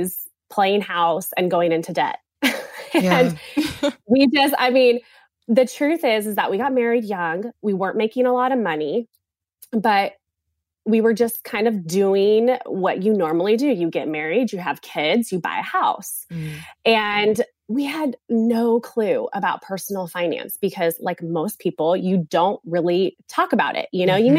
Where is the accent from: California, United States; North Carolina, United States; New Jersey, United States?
California, United States; moved away as an adult; now in South Carolina, United States; we are from California. We don't live in California now. We live in South Carolina now.